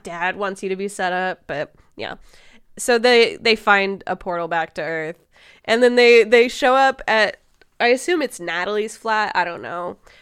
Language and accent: English; Midwest, United States; we are from the Midwest, and we go outside of our houses to, like, watch tornadoes